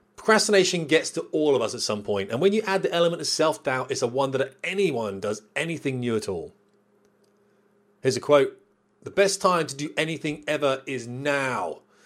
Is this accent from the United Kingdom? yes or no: yes; United Kingdom; we're British